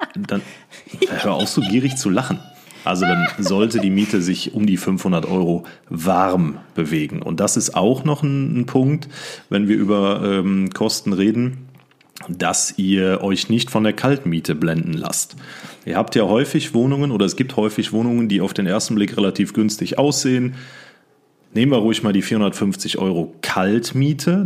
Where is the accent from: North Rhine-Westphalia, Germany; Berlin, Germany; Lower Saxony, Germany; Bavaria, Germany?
North Rhine-Westphalia, Germany; Siegen; in meiner Heimatstadt in Siegen gearbeitet habe